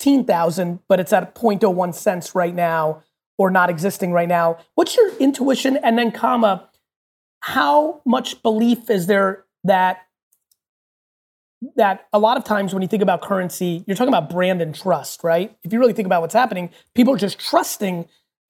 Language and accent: English; United States; also born or lived in Soviet Union; born in the U.S., grew up in the U.S.